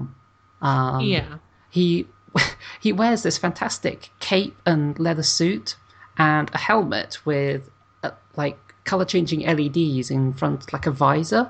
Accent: United Kingdom; I'm British

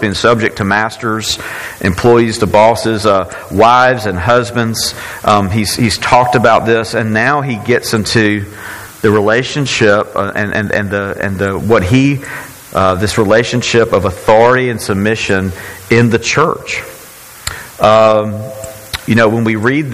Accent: Brookhaven, Mississippi, United States; I had this as a young kid growing up in Faith Presbyterian Church in Brookhaven, Mississippi.

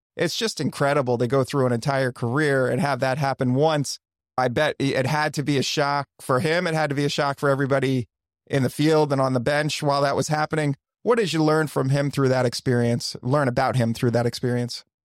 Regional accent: Wilmington, Delaware, United States; moved away; I'm born, I'm from Wilmington, Delaware.

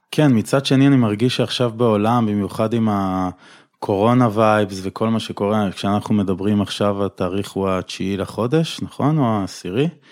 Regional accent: Tel Aviv, Tel Aviv District, Israel; תל אביבי במקור

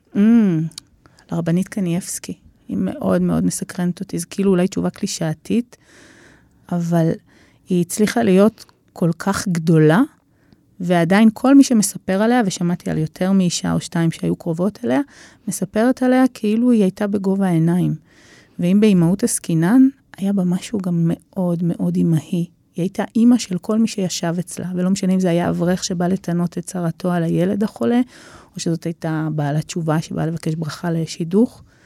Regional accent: Israel; אני ישראלית

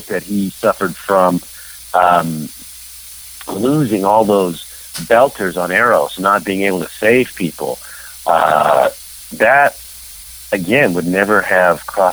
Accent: Canada; I'm Canadian born

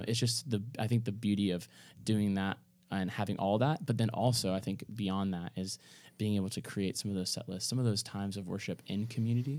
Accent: Kentucky, United States; moved away; This is my hometown, like, you know, like, this is in Kentucky

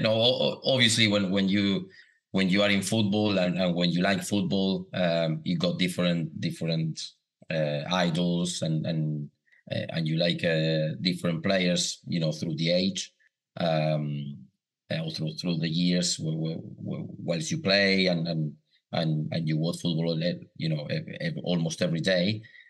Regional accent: Buenos Aires, Argentina; also born or lived in Caseros; I was born, like you said, in Buenos Aires, in the capital, like would say Edinburgh or Glasgow, a big city.

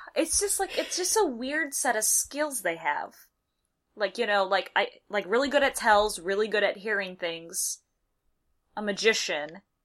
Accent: United States; I'm an American

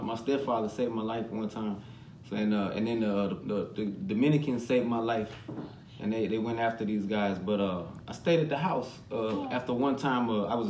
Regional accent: Ávila, Castile and León, Spain; when I was growing up in Spain, they all thought I was Puerto Rican. And I was like, nah, my mama's from right here down the street. Avila, Spain

